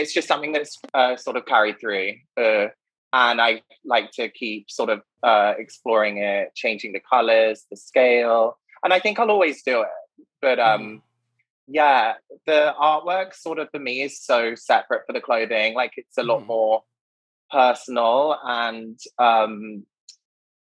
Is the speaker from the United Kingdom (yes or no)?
yes; United Kingdom; moved away as an adult; also born or lived in Oxford / Paris / London; now in New York, United States; I was born in Oxford, but I grew up in the middle of the countryside in the United Kingdom